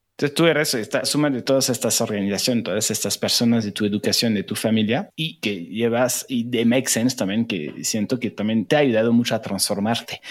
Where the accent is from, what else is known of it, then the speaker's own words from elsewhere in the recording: France; now in Mexico; Yo soy migrante francés en México